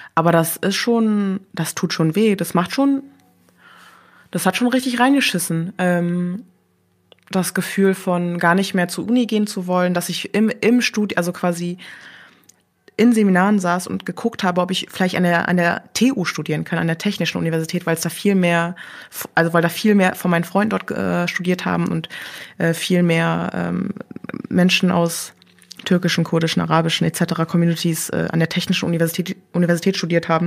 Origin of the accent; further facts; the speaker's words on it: Berlin, Germany; also born or lived in Korea; ich bin im Wedding groß geworden